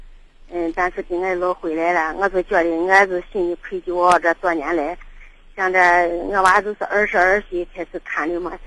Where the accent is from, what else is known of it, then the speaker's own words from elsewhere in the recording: Ankang, Shaanxi, China; 安康的。